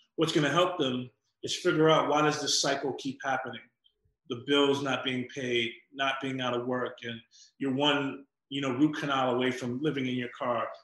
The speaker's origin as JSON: {"language": "English", "town": "New York City", "region": "New York", "country": "United States", "tie": "born or raised there", "also_born_or_lived": "Atlanta, Georgia", "said": "So when we were three months old, we moved to Queens. Um, and that's how I grew up in New York."}